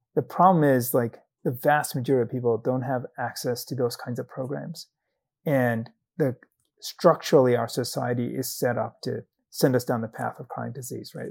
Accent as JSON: {"language": "English", "country": "Zambia", "tie": "born or raised there", "moved": "as an adult", "said": "I grew up in Zambia in southern Africa. I did medical school there"}